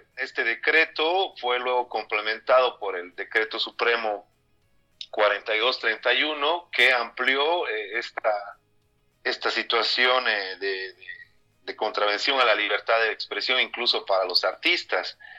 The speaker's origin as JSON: {"language": "Spanish", "region": "Cochabamba", "country": "Bolivia", "said": "yo soy periodista cochabambino"}